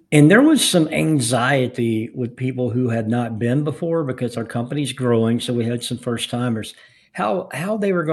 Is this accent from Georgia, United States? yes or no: yes; Atlanta, Georgia, United States; growing up in the Atlanta area